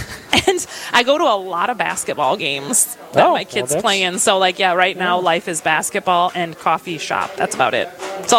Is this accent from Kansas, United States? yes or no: no; Wisconsin, United States; now in Rochester, United States; I'm not native to Rochester. I'm actually from Wisconsin. And I live here with my three beautiful teenage daughters